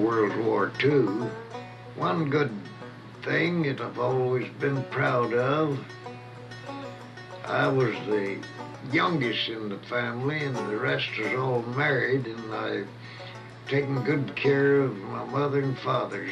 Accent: Kaufman County, Texas, United States; moved away as an adult; now in California, United States; I was born in Kaufman County, Texas

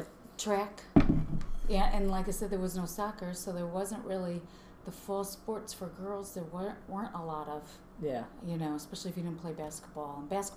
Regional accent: Chicago, Illinois, United States; I'm from Chicago.

